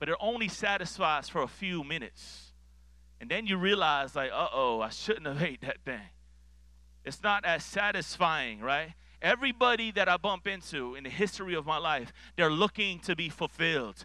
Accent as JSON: {"language": "English", "town": "Miami", "region": "Florida", "country": "United States", "tie": "born or raised there", "said": "I grew up in Miami, Florida"}